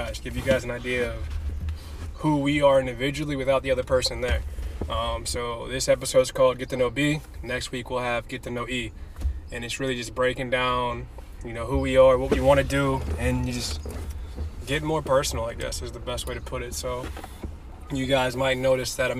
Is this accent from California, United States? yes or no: no; Richmond, Virginia, United States; moved away as an adult; also born or lived in New Hampshire; now in Tulsa, United States; But I was born and raised Richmond, Virginia. Lived there for 25 years of my life